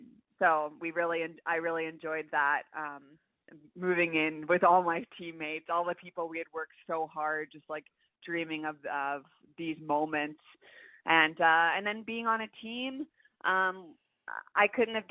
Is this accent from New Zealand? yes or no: no; Canada; every single Canadian competing for our country